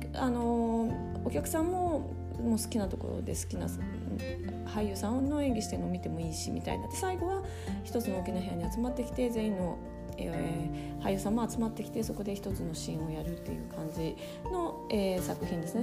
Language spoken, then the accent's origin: Japanese; Japan; moved away as an adult; also born or lived in Munich, Germany; now in Germany; 日本で生まれ育ってここにいる